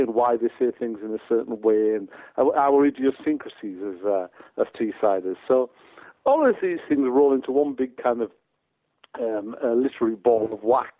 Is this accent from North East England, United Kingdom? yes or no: yes; Teesside, North East England, United Kingdom; accent: Teesside; also born or lived in Monterey, California; now in Edinburgh, United Kingdom; all of us from Teesside recognise our Teesside accents, no matter where we are in the world